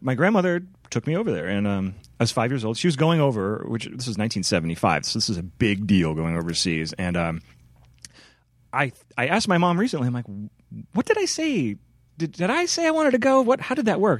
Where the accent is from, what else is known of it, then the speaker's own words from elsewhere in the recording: Chicago, Illinois, United States; moved away as an adult; now in Portland, United States; I grew up in Chicago